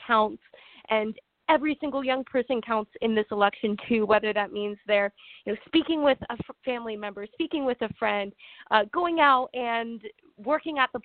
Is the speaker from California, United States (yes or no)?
yes; San Francisco Bay Area, California, United States; I grew up in California in a very progressive state, a very progressive town.